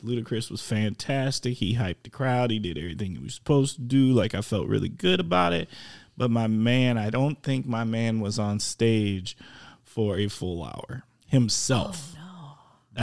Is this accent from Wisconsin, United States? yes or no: yes; Wisconsin, United States; I'm from Wisconsin